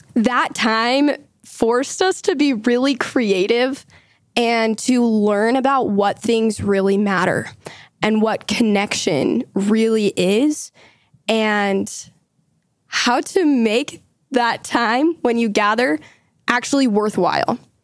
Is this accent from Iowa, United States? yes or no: no; Utah, United States; I also live here in Utah. I, like John, go to the University of Utah. Lived here my whole life